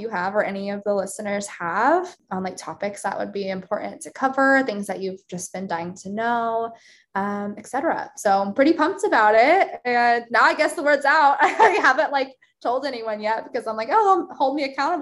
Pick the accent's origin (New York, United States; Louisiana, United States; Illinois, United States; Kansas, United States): Kansas, United States; Wichita; moved away as an adult; also born or lived in Tennessee; now in Kansas City, United States; I grew up in Wichita, like a suburb of Wichita